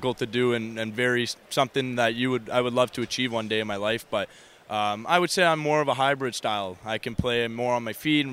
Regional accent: Bolton, Ontario, Canada; I grew up in Bolton, Ontario

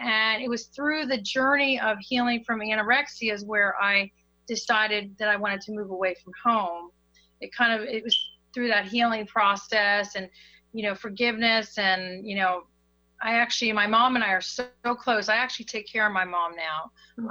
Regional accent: Hagerstown, Maryland, United States; moved away as an adult; now in South Florida, United States; I'm originally from Hagerstown, Maryland, which is a very small town in Maryland.

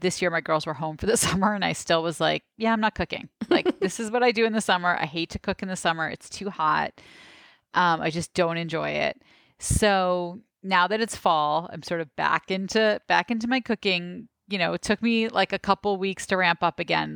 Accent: New York City, New York, United States; I grew up in Park Slope

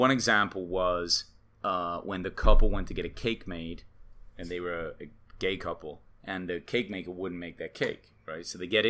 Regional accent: England, United Kingdom; now in United States; I came from England, I'm always like, why is college tuition so much in the United States.

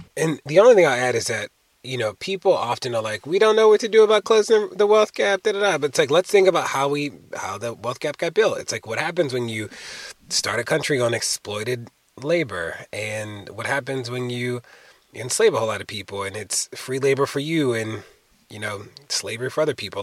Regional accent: Baltimore, Maryland, United States; Baltimore, my hometown and the place that I live in.

